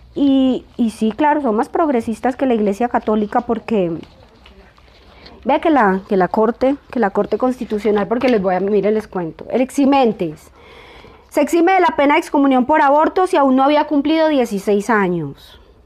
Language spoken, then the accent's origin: Spanish; Colombia; nosotras somos colombianas